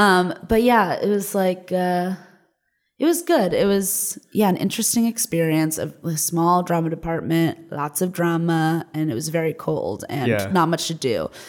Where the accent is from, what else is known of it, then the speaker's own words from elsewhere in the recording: Los Angeles, California, United States; also born or lived in New York; I was born here. My parents are from here, but what? I grew up in Los Angeles.